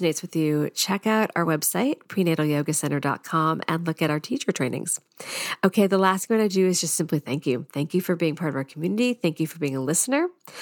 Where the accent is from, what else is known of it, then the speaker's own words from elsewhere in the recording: United States; my American tongue